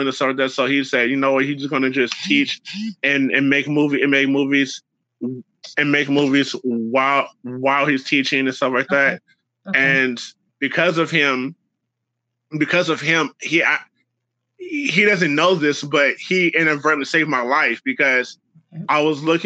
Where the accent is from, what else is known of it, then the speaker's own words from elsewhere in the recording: Oakland, California, United States; moved away as an adult; now in Sacramento, United States; I'm born and raised in Oakland, California